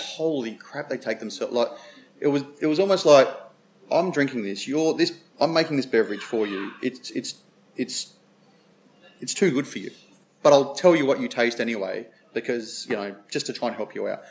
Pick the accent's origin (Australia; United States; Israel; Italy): Australia; South Australia; Being South Australian